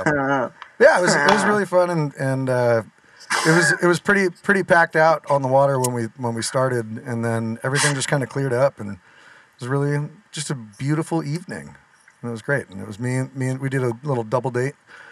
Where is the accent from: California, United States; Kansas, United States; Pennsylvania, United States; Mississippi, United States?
California, United States; Northern; moved away; I grew up in Northern California, so it was like Z95.7 and stuff